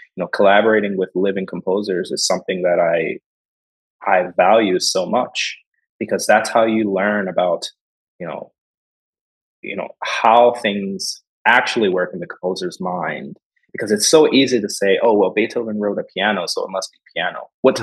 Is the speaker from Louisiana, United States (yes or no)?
no; Philadelphia, Pennsylvania, United States; moved away as an adult; now in Detroit, United States; I'm from Philadelphia